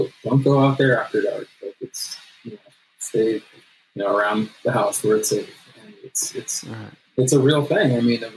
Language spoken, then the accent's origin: English; Los Angeles, California, United States; I grew up in the San Fernando Valley